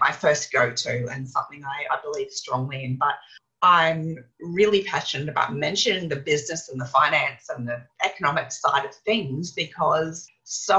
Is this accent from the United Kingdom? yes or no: no; Australia; I was a little white blonde kid running around the Australian backyard